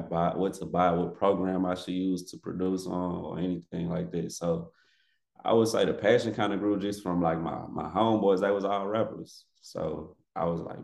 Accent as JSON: {"language": "English", "town": "Missouri City", "region": "Texas", "country": "United States", "tie": "born or raised there", "said": "I grew up in Missouri City, Texas, known as Most City"}